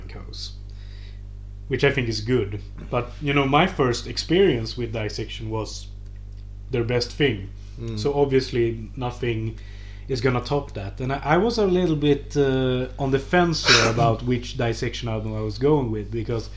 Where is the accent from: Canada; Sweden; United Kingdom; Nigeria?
Sweden; my home country